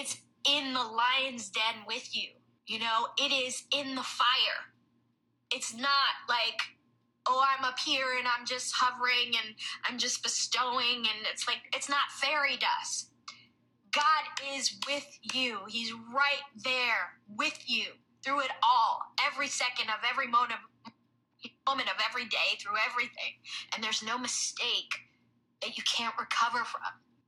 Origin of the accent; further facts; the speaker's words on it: New York, United States; I'm from New York.